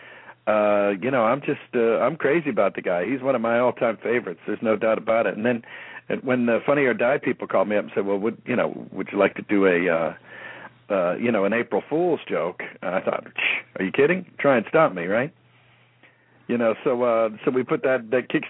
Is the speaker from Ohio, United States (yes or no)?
yes; Youngstown, Ohio, United States; moved away; also born or lived in Cincinnati, Ohio / New Orleans, Louisiana; I was born in Youngstown, Ohio.